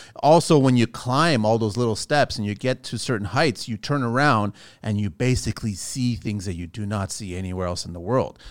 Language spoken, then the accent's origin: English; Azores, Portugal; now in Canada; I'm from the Azores